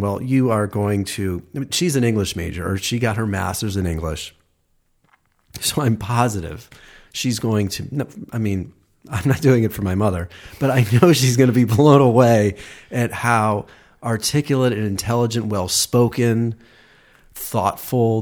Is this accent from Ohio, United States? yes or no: yes; just outside Cleveland, Ohio, United States; I'm from Ohio